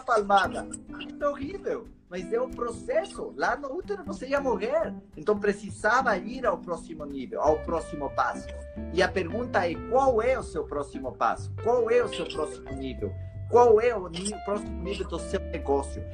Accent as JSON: {"language": "Portuguese", "country": "Ecuador", "second_language": "Portuguese", "moved": "yes", "lives_now": "Brazil", "said": "eu considero que eu sou um brasileiro morando no corpo do equatoriano"}